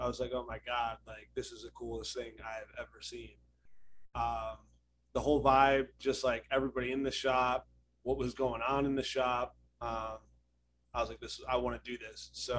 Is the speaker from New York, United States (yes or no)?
no; Ohio, United States; moved away as an adult; also born or lived in Texas; Originally, I'm from Ohio. But I traveled to Texas to get an apprenticeship.